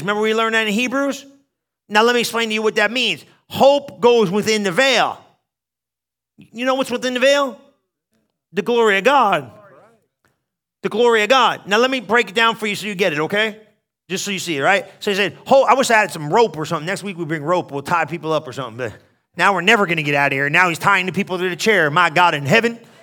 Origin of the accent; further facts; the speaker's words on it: New Jersey, United States; moved away; I was from New Jersey